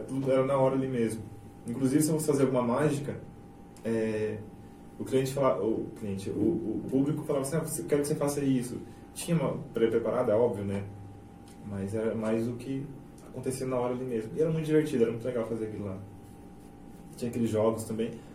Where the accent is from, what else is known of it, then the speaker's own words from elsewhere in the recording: Itaporã, Mato Grosso do Sul, Brazil; also born or lived in Jardim / São Paulo / Rio de Janeiro; Nasci em Jardim, mas sempre morei aqui em Itaporã, depois de, de Jardim.